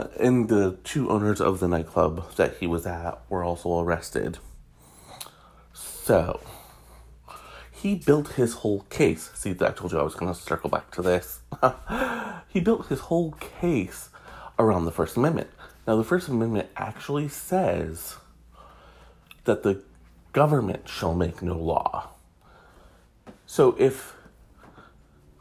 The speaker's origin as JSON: {"language": "English", "region": "Michigan", "country": "United States", "tie": "born or raised there", "said": "my home state of Michigan"}